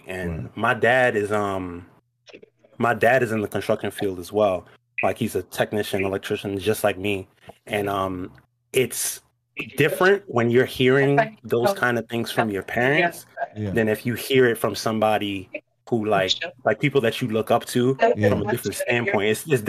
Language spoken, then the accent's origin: English; New York, United States; I'm from New York. I'm from New York.